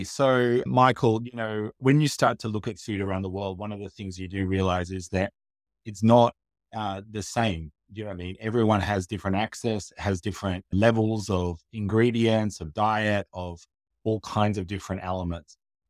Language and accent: English; Australia; also born or lived in Asia / Africa; So I'm originally from Australia, but we lived in Asia, in Africa, in other parts of the world.